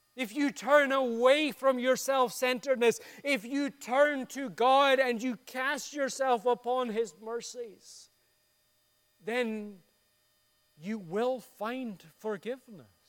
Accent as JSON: {"language": "English", "town": "Dundee", "region": "Scotland", "country": "United Kingdom", "tie": "born or raised there", "said": "My hometown of Dundee in Scotland"}